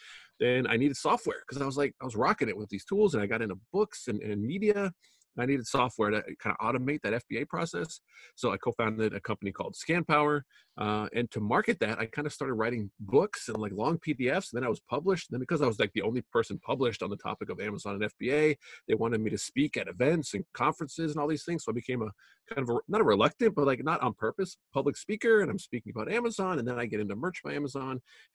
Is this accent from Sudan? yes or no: no; Canada; now in United States; I'm originally from Canada. I moved to the United States. I did the legal immigration thing, which is super hard to do, I found out.